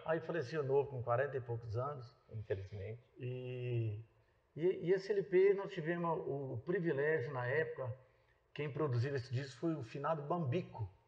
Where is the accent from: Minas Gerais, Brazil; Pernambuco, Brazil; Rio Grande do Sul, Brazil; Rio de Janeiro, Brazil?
Minas Gerais, Brazil; Itapagipe; also born or lived in Redenção, Pará / Conceição do Araguaia, Pará; now in Goiânia, Brazil; nós somos de Minas, eu sou de Itapajipe